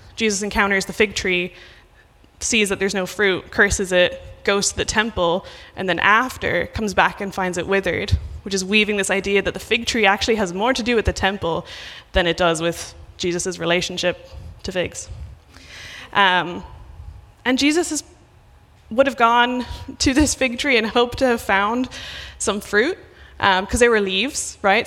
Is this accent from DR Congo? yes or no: no; Ireland; moved away; I'm from Ireland